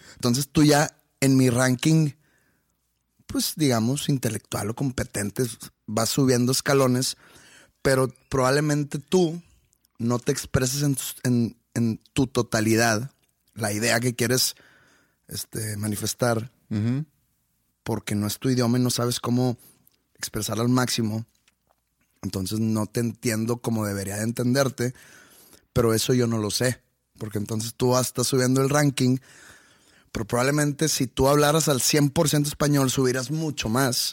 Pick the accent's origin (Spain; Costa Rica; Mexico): Mexico; Monterrey, Nuevo León; yo soy de Monterrey, la vida es rápida en Monterrey